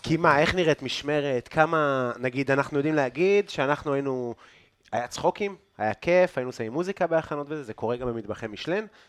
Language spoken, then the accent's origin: Hebrew; Afula, Northern District, Israel; אני מעפולה, אז אנחנו באמת מגיעים כאילו מאותו אזור בארץ, כן. אנחנו מעמק יזרעאל